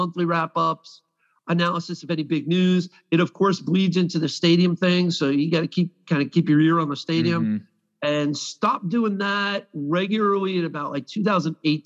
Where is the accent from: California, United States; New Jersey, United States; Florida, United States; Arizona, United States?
Florida, United States; Melbourne; also born or lived in Long Island, New York / Tallahassee, Florida; I grew up a Mets fan, moved to Florida when I was 10, and the Marlins actually spring trained in my hometown for a little while, Melbourne on the East Coast by Cocoa Beach